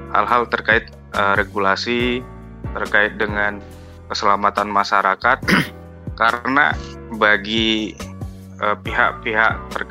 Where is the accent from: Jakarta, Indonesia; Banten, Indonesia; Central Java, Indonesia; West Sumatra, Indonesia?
West Sumatra, Indonesia; Bukittinggi; saya itu di uh, Bukit Tinggi